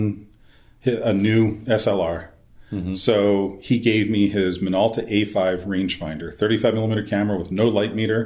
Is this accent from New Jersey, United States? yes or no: no; King of Prussia, Pennsylvania, United States; I was born and raised in King of Prussia, Pennsylvania, not too far from Philadelphia, about 20 miles outside Philadelphia